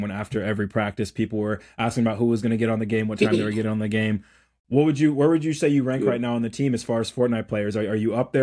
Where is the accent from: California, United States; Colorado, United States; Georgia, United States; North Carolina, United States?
Georgia, United States; Atlanta; I am from Atlanta, in Atlanta right now